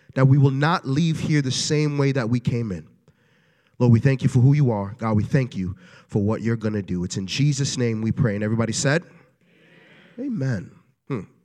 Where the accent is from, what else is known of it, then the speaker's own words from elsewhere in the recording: New York City, New York, United States; moved away; I am originally from Brooklyn, New York.